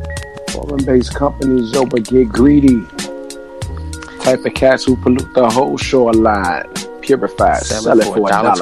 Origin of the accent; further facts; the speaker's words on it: Chicago, Illinois, United States; because I'm from Chicago, not Brooklyn.